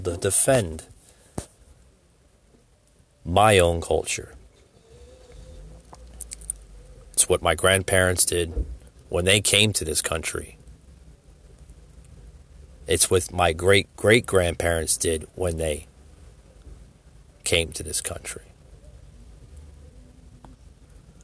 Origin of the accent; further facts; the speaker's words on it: United States; my beliefs and my values as an American citizen